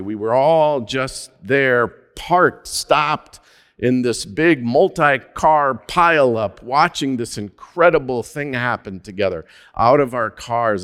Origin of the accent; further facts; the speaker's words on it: Minnesota, United States; also born or lived in Alaska; my home state